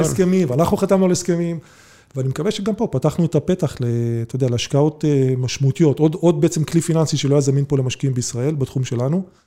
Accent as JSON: {"language": "Hebrew", "country": "Israel", "said": "בתור יהודים, ישראלים"}